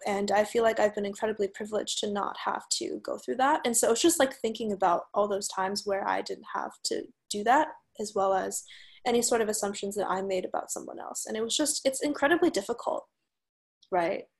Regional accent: United States; now in San Francisco, United States; I'm a Chinese American. I grew up in the United States.

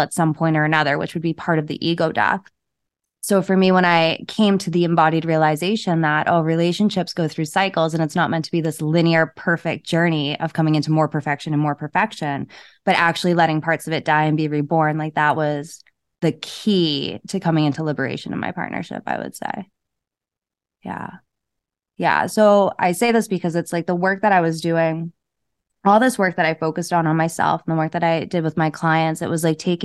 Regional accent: New England, United States; I'm from New England

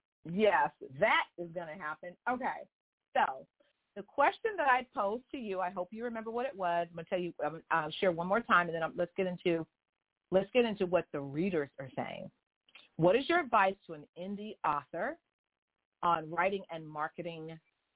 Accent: Houston, Texas, United States; accent: southern; I was born in Harris County in Houston. So I'm a little southern

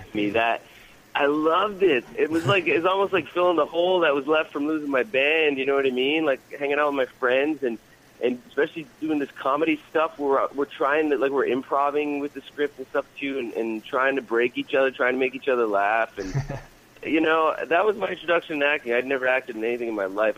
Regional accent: Newfoundland and Labrador, Canada; moved away as an adult; now in Vancouver, Canada; I'm from a little island in the Atlantic Ocean called Newfoundland

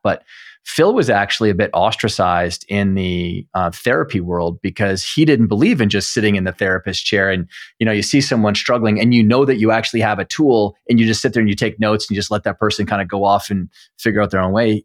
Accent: Canada; as a Canadian

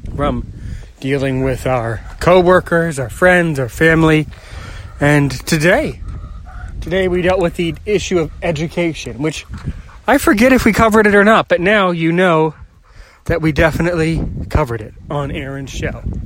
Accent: United States; I'm American and I live somewhere in the United States near Washington, D.C.

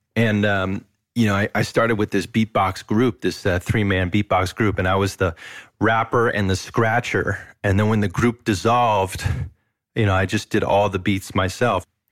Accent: Moss Beach, California, United States; also born or lived in Berkeley; I was born in Berkeley, and then at a very young age, my, my folks, we moved to this little town south of San Francisco called Moss Beach

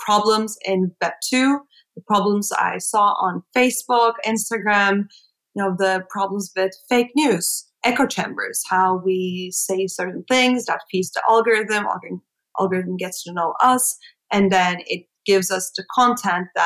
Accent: Istanbul, Turkey; English is a second language; moved away as an adult; now in New York, United States; I'm from Istanbul, Turkey. I have spent all my life up until moving to go to NYU, to New York. So I was there all my life

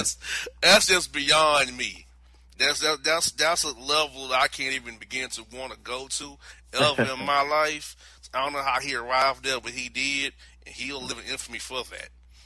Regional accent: Florida, United States; in the state of Florida, my home state.

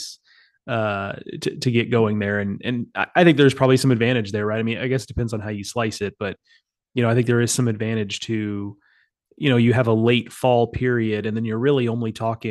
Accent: Gulf Coast, Texas, United States; growing up on the Gulf Coast

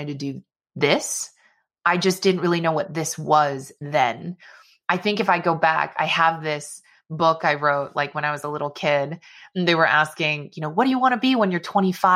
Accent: Bay Area, California, United States; I loved growing up in the Bay Area

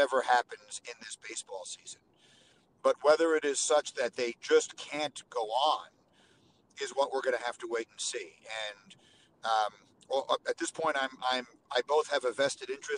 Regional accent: New York, United States; moved away as an adult; also born or lived in Chicago; I grew up in New York

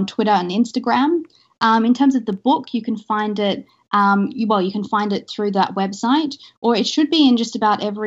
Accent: Australia; moved away; me being Australian originally

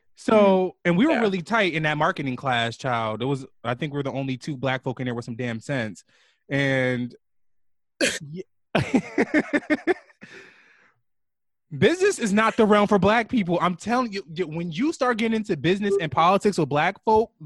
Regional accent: Jersey City, New Jersey, United States; I lived on the hill. I used to live on Grant between Martin Luther King and Bergen

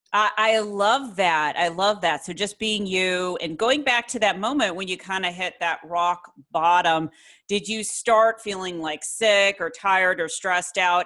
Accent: Ireland; also born or lived in Florence, Italy; I'm actually Irish, but I lived over in Florence, Italy

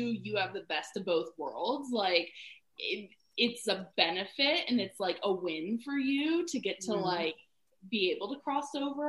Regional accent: the South, United States; I heard some, like, mad racist things growing up in the South

